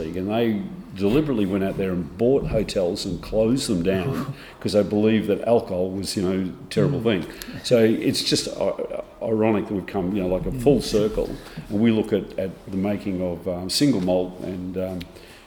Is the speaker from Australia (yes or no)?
yes; Queensland, Australia; moved away as an adult; now in Tasmania, Australia; Born and bred in Queensland